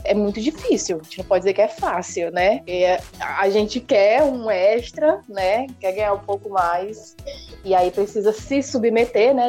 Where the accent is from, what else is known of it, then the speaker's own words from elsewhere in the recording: Fortaleza, Ceará, Brazil; Eu sou cearense, hum. né? Uhum. Nascida e criada em Fortaleza